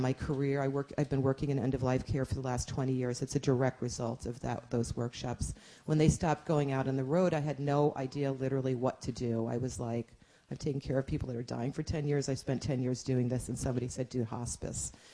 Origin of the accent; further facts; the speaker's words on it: New York, United States; moved away; I'm from New York. We don't talk like that in New York.